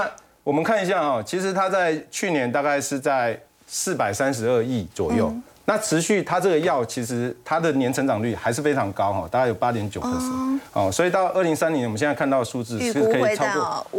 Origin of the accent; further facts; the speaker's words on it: Taiwan; 我们台湾这边呢，你就说有没有商机？